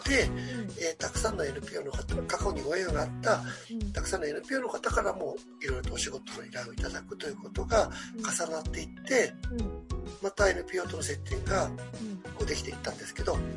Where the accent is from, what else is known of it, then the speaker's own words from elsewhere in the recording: Shizuoka, Japan; 私が静岡県生まれなので、静岡にある富士の国未来財団というところの理事もやってる